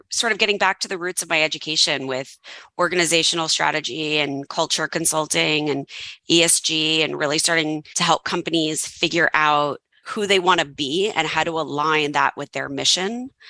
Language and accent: English; Westchester, New York, United States; accent: mild New Yorkish; moved away as an adult; also born or lived in Tennessee / California; I grew up in Westchester, New York, just outside New York City.